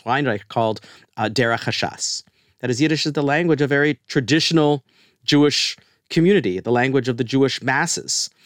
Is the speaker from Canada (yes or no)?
yes; Canada; moved away as an adult; now in United States; we're both Canadian